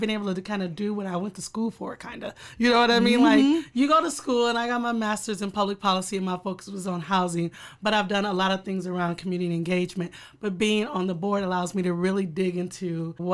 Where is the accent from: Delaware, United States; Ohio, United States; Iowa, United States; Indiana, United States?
Iowa, United States; Waterloo; I'm born and raised in Waterloo